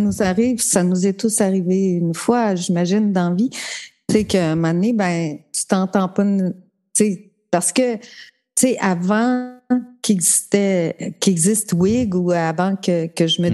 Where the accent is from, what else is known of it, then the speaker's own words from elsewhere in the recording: Matane, Quebec, Canada; moved away as an adult; also born or lived in Sainte-Thérèse; de Matane